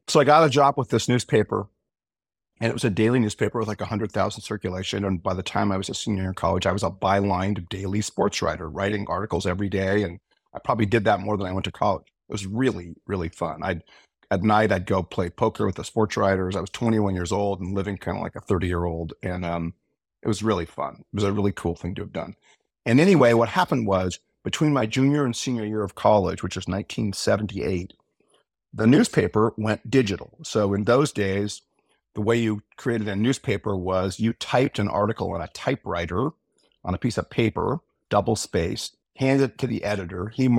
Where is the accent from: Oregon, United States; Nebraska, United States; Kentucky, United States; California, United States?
Oregon, United States; Portland; moved away as an adult; Well, I grew up in Portland, Oregon, and I was the fourth kid.